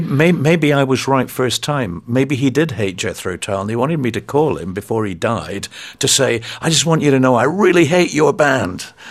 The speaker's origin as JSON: {"language": "English", "country": "United Kingdom"}